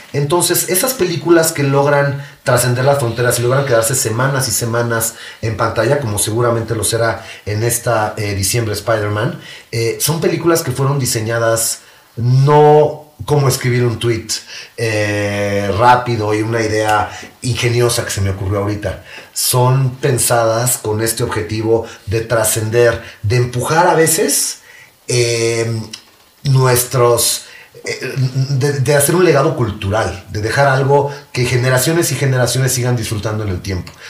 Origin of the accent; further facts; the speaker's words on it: Mexico; como mexicanos